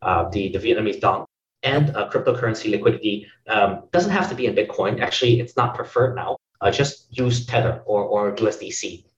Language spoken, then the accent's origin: English; Nanjing, Jiangsu, China; moved away; also born or lived in Hong Kong / Singapore; I'm from China.